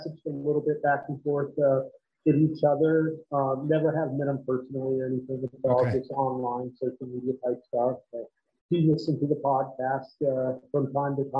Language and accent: English; Crystal River, Florida, United States; moved away; I grew up in a small town in Florida, about an hour north of Tampa, the Crystal River, Homosassa Springs area